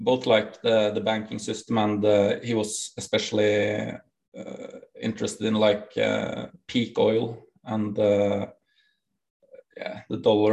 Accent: Norway; accent: Norwegian; English is a second language; I'm from Norway. That's correct. We have the most broken English accent in the world

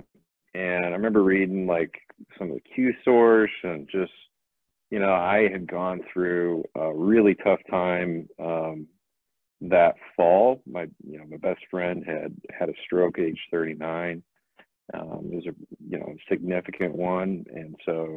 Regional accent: Springfield, Missouri, United States; moved away as an adult; also born or lived in Iowa; now in Omaha, United States; I'm from Southern Missouri. I grew up in Springfield, went to school in Iowa

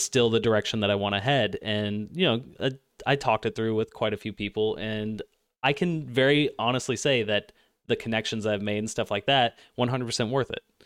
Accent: Cincinnati, Ohio, United States; I'm from Cincinnati

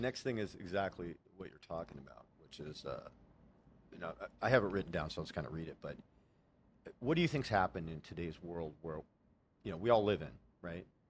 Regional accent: Los Angeles, California, United States; I grew up in Los Angeles

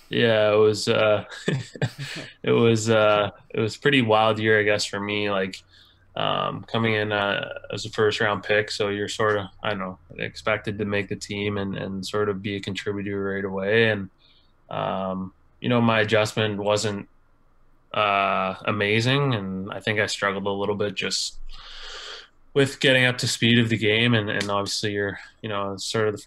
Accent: Kincardine, Ontario, Canada; Yeah, it was uh, it was it was uh, unique for sure.

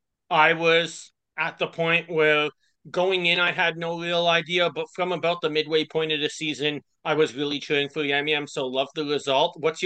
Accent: Ottawa, Ontario, Canada; I'm from Ottawa, Canada, which is, for those of you who aren't sure, about 7 hours straight north drive from New York City.

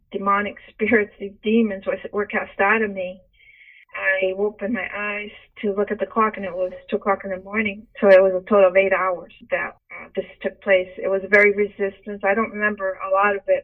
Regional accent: Brazil; I was born in Brazil.

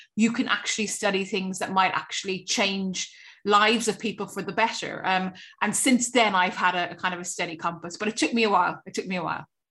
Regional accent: Cork, Munster, Ireland; stay in Cork, which is my hometown

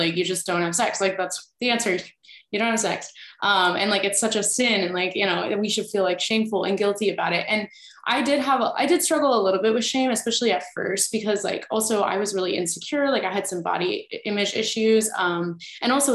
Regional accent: Midwest, United States; I was from the Midwest.

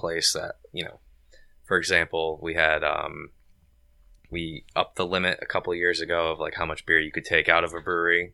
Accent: Cheshire, Connecticut, United States; I'm from Cheshire

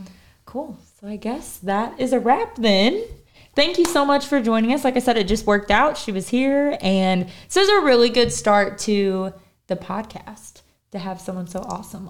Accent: Midwest, United States; we're both from the Midwest

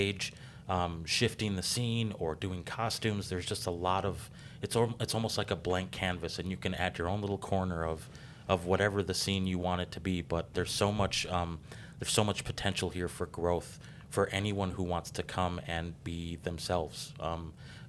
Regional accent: Paris Township, Wisconsin, United States; now in Racine, United States; I grew up in Paris Township

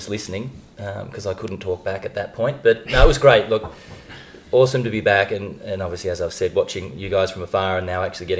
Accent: Australia; back home in Australia

